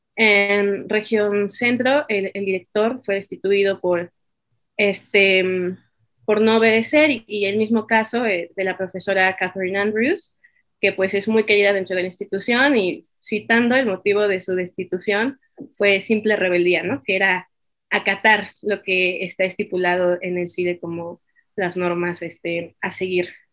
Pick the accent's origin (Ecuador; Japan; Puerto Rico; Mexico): Mexico; nosotros como mexicanos